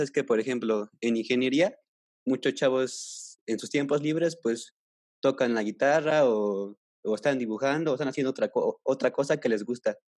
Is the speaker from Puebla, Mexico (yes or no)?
yes; Puebla, Mexico; Yo soy de Puebla